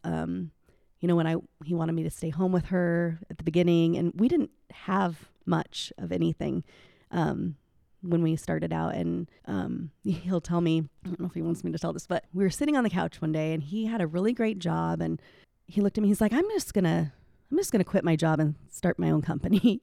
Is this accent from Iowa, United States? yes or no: yes; Indianola, Iowa, United States; I grew up here in Indianola, out on R sixty-three Highway, born and raised